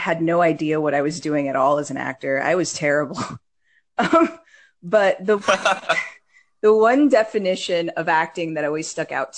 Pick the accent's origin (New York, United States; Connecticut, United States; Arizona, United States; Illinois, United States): New York, United States; New York City; I was actually born in Brooklyn and raised in Coney Island